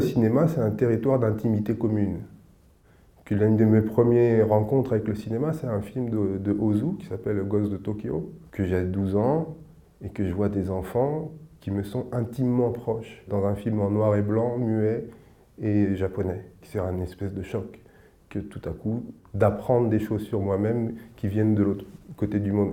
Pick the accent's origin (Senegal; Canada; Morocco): Senegal; je suis sénégalais